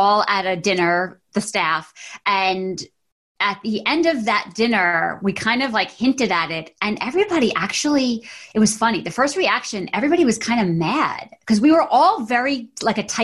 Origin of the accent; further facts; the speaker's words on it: Monroe, United States; moved away as an adult; also born or lived in New York City; I left Monroe. I went to New York City. I went to FIT.